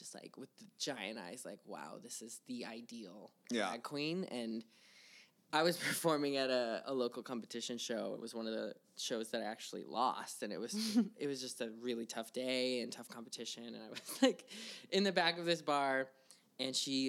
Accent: Fairbanks, Alaska, United States; moved away; also born or lived in Salt Lake City, Utah; I grew up in Fairbanks, Alaska

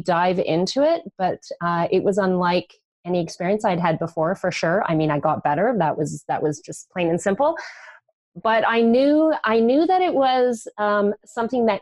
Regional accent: British Columbia, Canada; I grew up in British Columbia

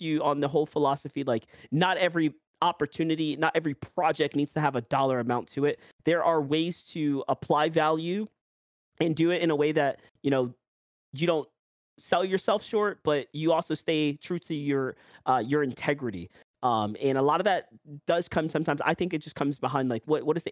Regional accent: New York, United States; accent: New York; my New York accent

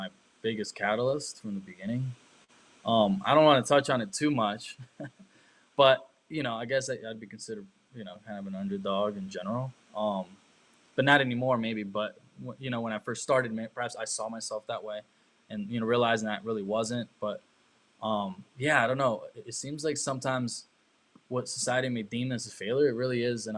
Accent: Germany; moved away; also born or lived in Costa Rica / China; I grew up in Germany

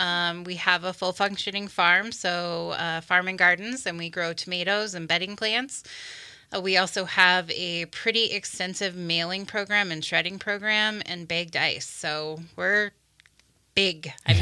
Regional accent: Helena, Montana, United States; I am from Helena. I grew up here, graduated here, left for a few years, but then came back and have been at West Mont now for a little over 9 years

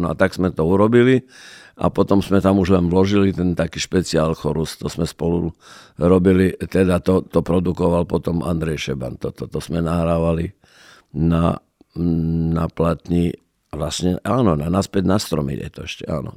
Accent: Prešov, Prešov Region, Slovakia; ja som z Prešova

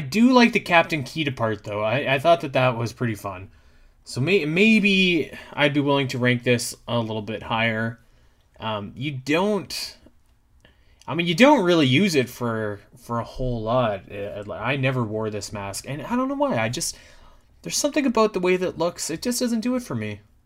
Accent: Canada; I'm from Canada.

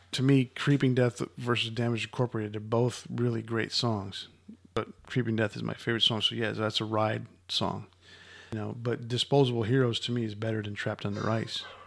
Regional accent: United States; Growing up in the Cold War era of the United States

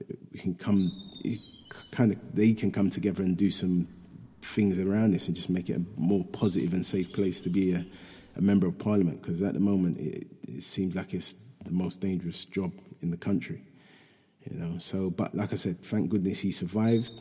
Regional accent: London, United Kingdom; in Hackney, my hometown

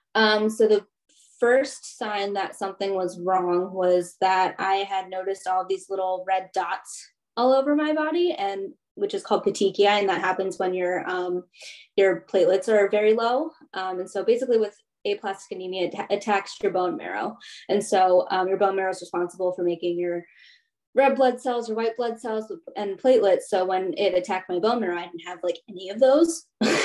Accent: Baltimore County, Maryland, United States; also born or lived in Anhui, China; I grew up in the in Baltimore County

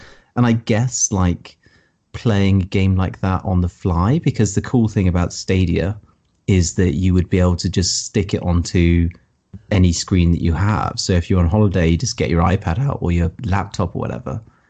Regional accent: England, United Kingdom; I'm English.

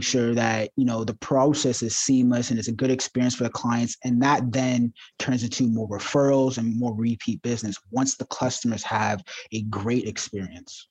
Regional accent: Ajax, Ontario, Canada; also born or lived in Toronto; I grew up in the suburbs of Ajax

